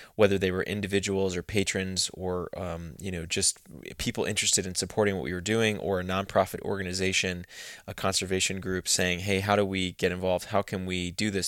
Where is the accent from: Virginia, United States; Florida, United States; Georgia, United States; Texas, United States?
Texas, United States; moved away as an adult; now in United Kingdom; I grew up in Texas